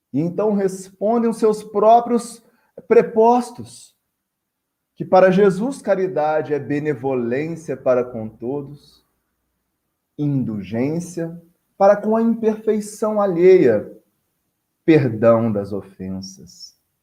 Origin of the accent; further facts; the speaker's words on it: Barbacena, Minas Gerais, Brazil; now in Conselheiro Lafaiete, Brazil; Barbacena é minha cidade natal